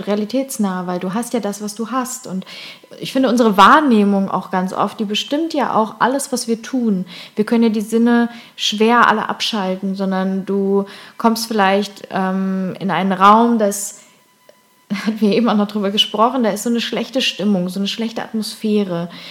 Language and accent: German; Cologne, North Rhine-Westphalia, Germany; moved away; in Köln, endlich mal wieder in meiner Heimat